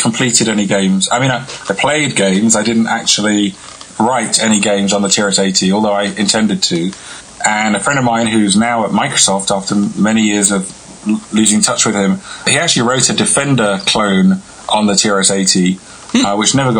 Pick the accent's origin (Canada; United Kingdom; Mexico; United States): United Kingdom; England; I'm from England.